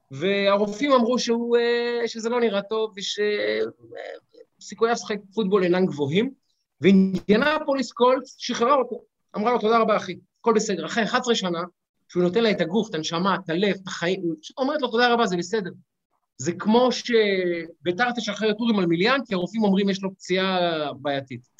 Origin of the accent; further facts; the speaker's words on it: Israel; אין לנו אה, כישראלים את המסורת